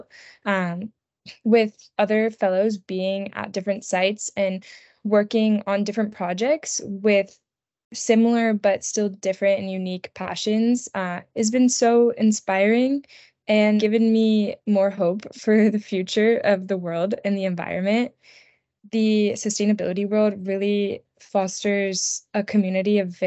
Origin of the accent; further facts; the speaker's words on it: Maryland, United States; I grew up in Maryland with woods behind my house.